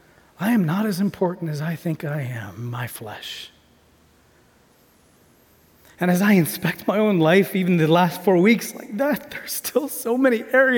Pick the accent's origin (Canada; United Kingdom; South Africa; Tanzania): Tanzania; I'm an MK from Tanzania. I got to see my parents be able to do amazing things in ministry